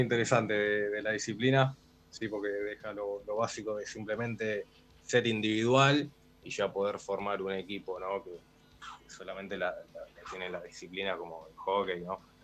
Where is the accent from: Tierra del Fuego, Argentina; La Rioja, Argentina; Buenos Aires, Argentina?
Buenos Aires, Argentina; Yo soy de Capital